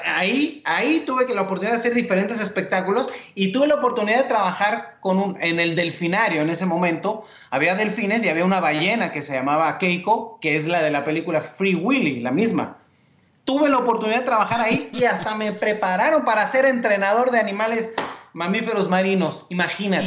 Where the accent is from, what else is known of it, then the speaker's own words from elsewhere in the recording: Mexico City, Mexico; moved away; also born or lived in La Paz, Baja California Sur / Hermosillo, Sonora; yo nací en el 1976 en la Ciudad de México, un 8 de mayo. Y mi vida en la infancia ya tuvo cambios porque nos mudamos rápidamente al norte de la República Mexicana